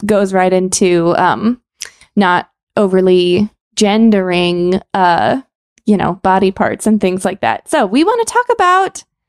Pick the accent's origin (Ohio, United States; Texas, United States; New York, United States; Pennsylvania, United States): Texas, United States; as a Texan, sir and ma'am are not impolite here.